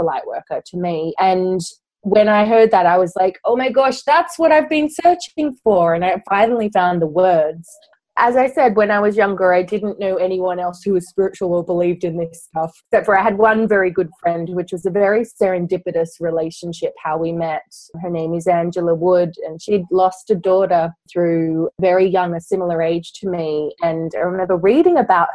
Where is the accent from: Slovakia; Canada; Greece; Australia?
Australia; moved away as an adult; now in London, United Kingdom; I'm originally from Australia, but I moved to London about 10 years ago.